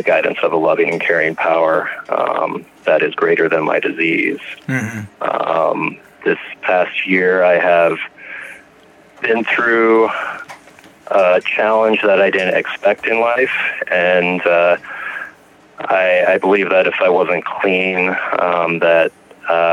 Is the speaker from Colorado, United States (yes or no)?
yes; Lakewood, Colorado, United States; I am from Lakewood, Colorado, which is a little suburb of Denver